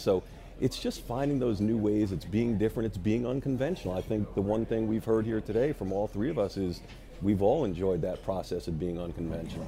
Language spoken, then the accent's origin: English; New York, United States; moved away as an adult; also born or lived in Chicago / Washington, D.C.; now in Louisiana, United States; I grew up in New York went to school in Chicago and then lived most of my adult life in Washington, D.C.